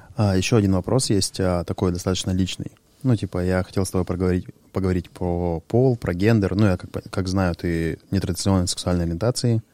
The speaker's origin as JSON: {"language": "Russian", "town": "Sharypovo", "region": "Krasnoyarsk Krai", "country": "Russia", "tie": "born or raised there", "also_born_or_lived": "Cheryomushki", "moved": "yes", "said": "я там родился в Шарыпово, это там гопнический район"}